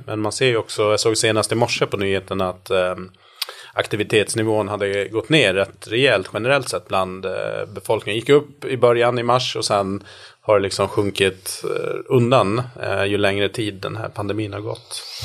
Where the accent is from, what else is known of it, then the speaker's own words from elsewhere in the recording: Gotland, Sweden; now in Stockholm, Sweden; i Stockholm där jag bor och sen är jag uppvuxen på Gotland